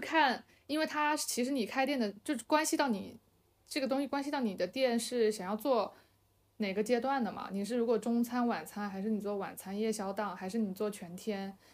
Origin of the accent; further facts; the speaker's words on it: Fujian, China; moved away; 但是是蹭蹭我老家的这个这个东西